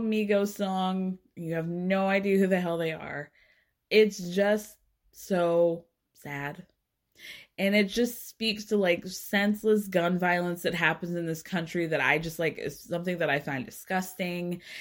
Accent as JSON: {"language": "English", "town": "Atlanta", "region": "Georgia", "country": "United States", "tie": "born or raised there", "said": "I grew up in North Atlanta"}